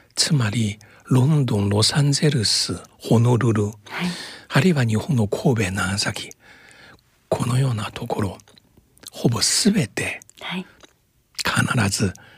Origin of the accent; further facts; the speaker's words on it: Shanghai, China; now in Japan; 私は上海出身ですが